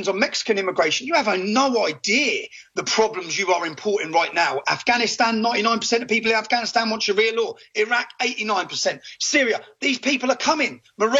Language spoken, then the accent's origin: English; Luton, East of England, United Kingdom; growing up in Luton